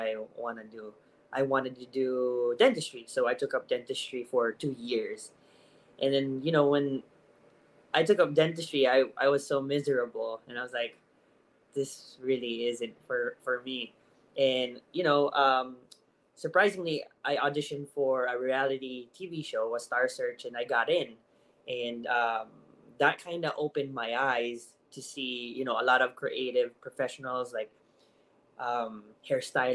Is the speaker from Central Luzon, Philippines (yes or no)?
yes; Central Luzon, Philippines; first language Tagalog; English is a second language; moved away as an adult; now in United States; I'm Tagalog. So I grew up in Bulacan